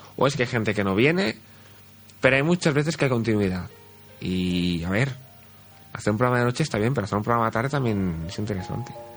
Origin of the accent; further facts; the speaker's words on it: Sant Boi de Llobregat, Catalonia, Spain; porque yo soy de San Boy